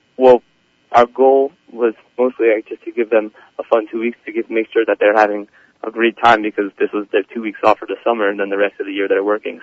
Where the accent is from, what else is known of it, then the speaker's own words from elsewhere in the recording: Livingston, New Jersey, United States; I'm from Livingston, New Jersey. I go to um, RKYHS or Kushner. Um, I'm a senior. Um, I, uh, I was born in Livingston